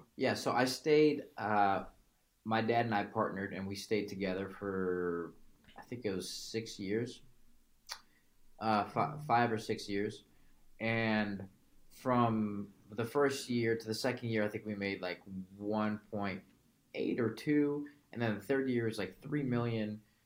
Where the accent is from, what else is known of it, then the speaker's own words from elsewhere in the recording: Chicago, Illinois, United States; originally I'm from Chicago